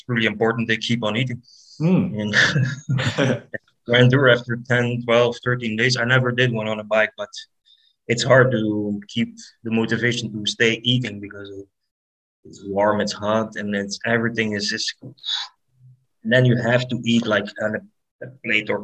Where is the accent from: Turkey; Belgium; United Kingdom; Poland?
Belgium; I'm from Belgium